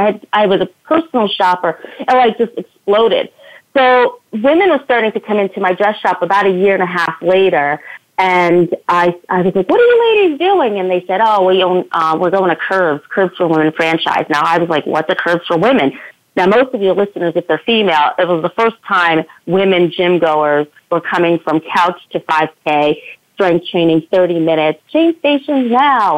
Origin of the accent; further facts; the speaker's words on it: Schenectady and Albany, New York, United States; Schenectady and Albany, New York, in my hometown.